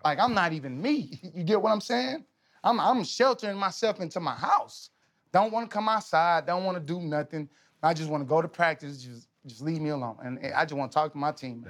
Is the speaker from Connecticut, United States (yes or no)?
no; Texas, United States; I'm from Texas